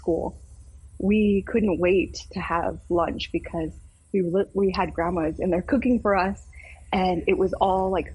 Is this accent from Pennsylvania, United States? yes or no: no; South Dakota, United States; I am state senator from South Dakota